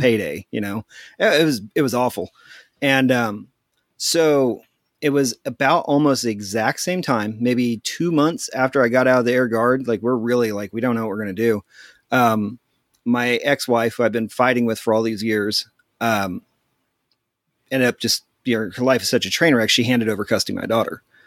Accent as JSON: {"language": "English", "area": "near Topeka", "region": "eastern Kansas", "country": "United States", "tie": "born or raised there", "also_born_or_lived": "Abilene, Texas", "said": "I grew up in eastern Kansas, uh, right outside the, uh, state capital, Topeka, and I grew up here."}